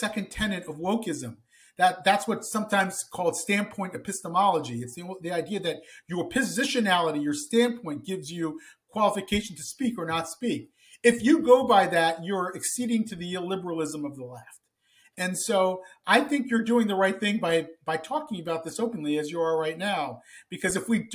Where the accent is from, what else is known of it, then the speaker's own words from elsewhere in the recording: Columbus, Ohio, United States; I grew up in Columbus, Ohio